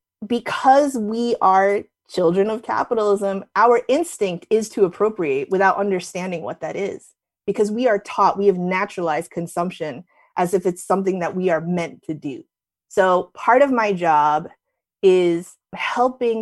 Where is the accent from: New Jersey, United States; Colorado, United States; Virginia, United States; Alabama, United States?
New Jersey, United States; moved away as an adult; also born or lived in New York City; back when I was growing up in Jersey